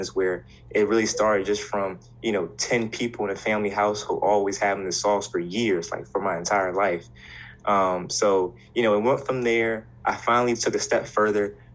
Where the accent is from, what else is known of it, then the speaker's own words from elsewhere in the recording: Hampton, Virginia, United States; moved away as an adult; now in Blacksburg, United States; I'm actually from Hampton, Virginia